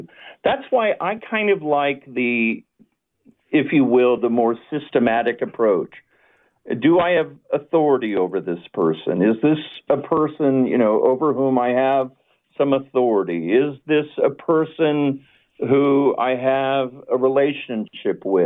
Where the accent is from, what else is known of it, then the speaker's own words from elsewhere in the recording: the South, United States; I am from the South